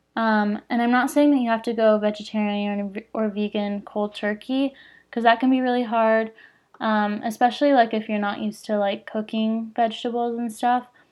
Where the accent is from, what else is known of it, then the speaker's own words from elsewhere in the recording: Phoenix, Arizona, United States; I'm from Phoenix